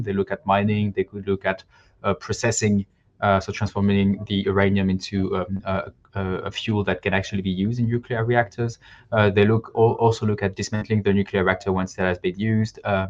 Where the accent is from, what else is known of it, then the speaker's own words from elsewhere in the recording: Normandy, France; So I was born and raised in Normandy in the northwest of France, close to a place where there are nuclear reactors, Flamanville.